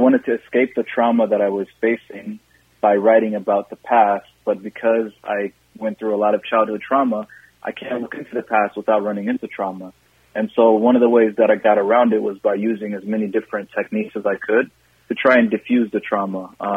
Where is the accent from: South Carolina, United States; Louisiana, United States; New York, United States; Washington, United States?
Washington, United States; Seattle; moved away as an adult; also born or lived in Somalia; now in Minnesota, United States; I grew up in Seattle, and I've lived in Minnesota for 5 or 6 years now